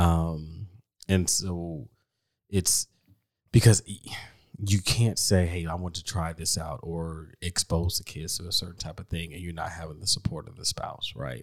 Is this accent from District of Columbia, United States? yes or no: yes; Washington, District of Columbia, United States; also born or lived in Chicago; now in Texas, United States; I'm from D C